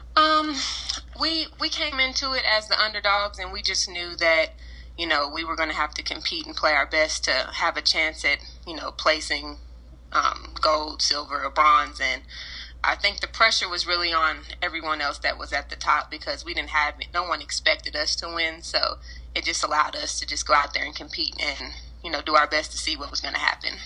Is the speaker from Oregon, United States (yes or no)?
no; Lexington, Kentucky, United States; also born or lived in United Kingdom; I'm a Lexington, Kentucky native. I moved here when I was in the sixth grade, so this is pretty much my home base